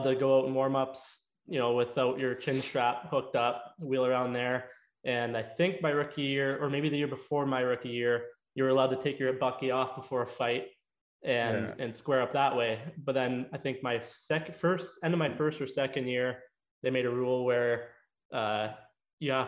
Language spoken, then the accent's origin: English; Leamington, Ontario, Canada; also born or lived in Windsor, Ontario; I grew up in Leamington playing minor hockey there, South Point Capitals